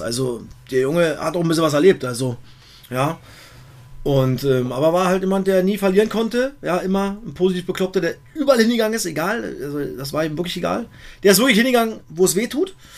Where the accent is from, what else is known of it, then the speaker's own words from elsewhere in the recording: East Germany, Germany; Ich bin halt auch ein Ossi